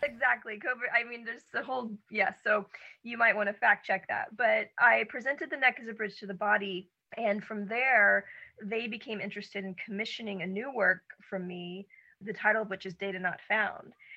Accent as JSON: {"language": "English", "town": "Atlanta", "region": "Georgia", "country": "United States", "said": "I'm also from Atlanta"}